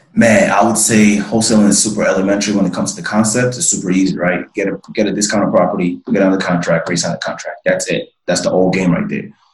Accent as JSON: {"language": "English", "country": "Nigeria", "tie": "born or raised there", "moved": "yes", "said": "I'm originally from West Africa, man. So I'm from Nigeria, born and raised"}